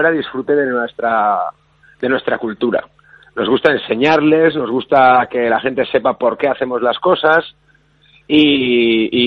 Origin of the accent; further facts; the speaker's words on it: Basque Country, Spain; Yo creo que tanto vascos como andaluces eh, nos gusta mucho disfrutar de la vida